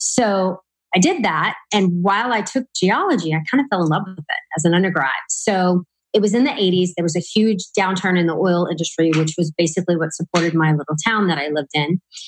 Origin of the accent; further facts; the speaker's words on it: Louisiana, United States; moved away as an adult; now in Texas, United States; I'm from Louisiana. So I went to the college in my hometown